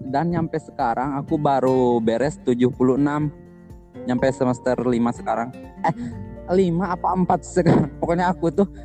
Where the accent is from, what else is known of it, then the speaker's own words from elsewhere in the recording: West Java, Indonesia; aku bukan orang Cina aku asli itu kata aku original Sunda kata aku gitu